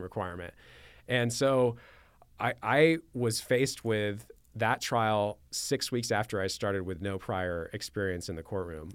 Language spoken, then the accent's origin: English; Manhattan Beach, California, United States; also born or lived in Torrance; born and raised in Southern California